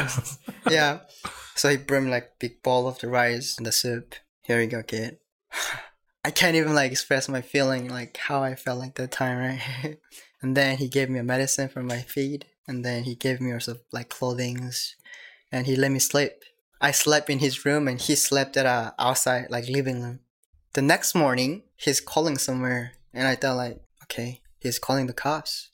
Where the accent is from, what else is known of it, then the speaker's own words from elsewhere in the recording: North Korea; English is a second language; also born or lived in China / South Korea; now in United States; I'm from North Korea